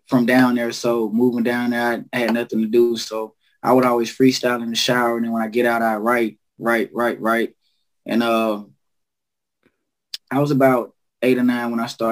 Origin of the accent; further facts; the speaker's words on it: Alabama, United States; now in Dayton, United States; I was from Alabama